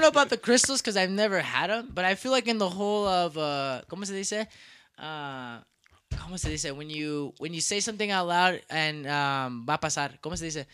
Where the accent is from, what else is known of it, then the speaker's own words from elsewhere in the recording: United States; I'm from the United States